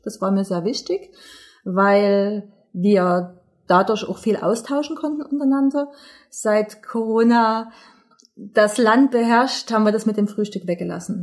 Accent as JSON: {"language": "German", "region": "East Germany", "country": "Germany", "said": "bei uns in Ostdeutschland"}